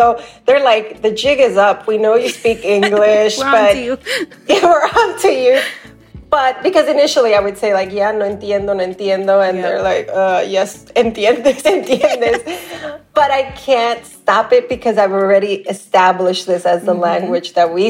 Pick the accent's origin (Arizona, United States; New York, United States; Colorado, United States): New York, United States; moved away; I had as a kid growing up in New York